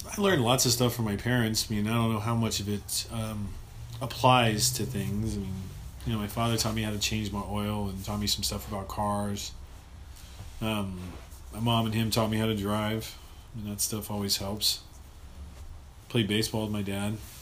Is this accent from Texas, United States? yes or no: no; Los Angeles, California, United States; I grew up in North Los Angeles